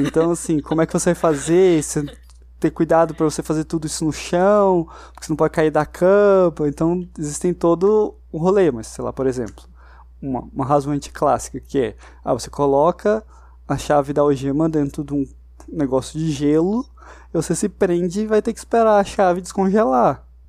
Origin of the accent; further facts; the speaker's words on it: Brazil; a gente, como brasileiro